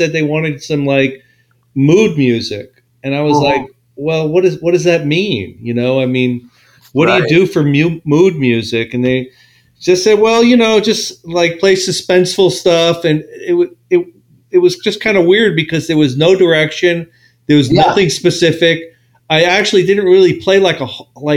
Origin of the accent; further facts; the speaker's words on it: Long Island, New York, United States; also born or lived in Boston; now in New Orleans, United States; I grew up in Long Island